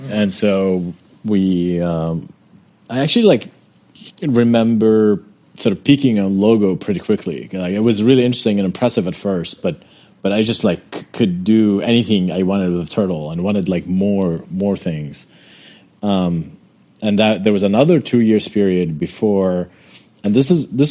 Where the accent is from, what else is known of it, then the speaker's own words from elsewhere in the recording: Amman, Amman Governorate, Jordan; I grew up in Jordan, in Amman, Jordan